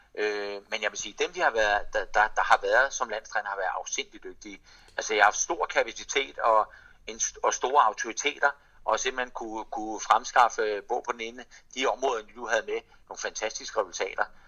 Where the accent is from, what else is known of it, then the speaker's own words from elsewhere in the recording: Denmark; som dansker